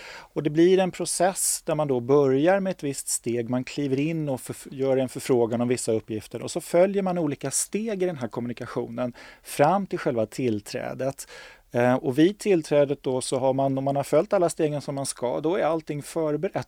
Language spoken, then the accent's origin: Swedish; Stockholm, Stockholm County, Sweden; jag är stockholmare, jag har bott i Stockholm hela mitt liv, jag är från Stockholm